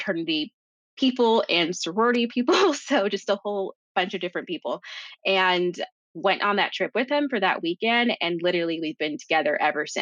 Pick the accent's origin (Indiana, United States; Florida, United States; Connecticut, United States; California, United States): California, United States; also born or lived in Jamaica; we're both from California